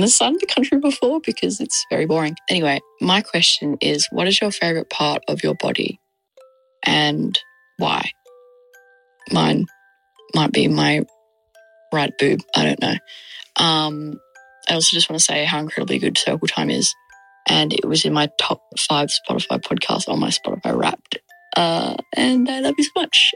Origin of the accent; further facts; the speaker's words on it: Perth, Western Australia, Australia; from Perth, Australia, if you could tell by my accent